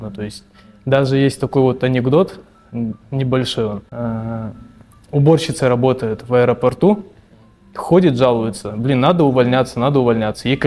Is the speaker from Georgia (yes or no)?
no; Bishkek, Kyrgyzstan; born or raised there; also born or lived in Kazan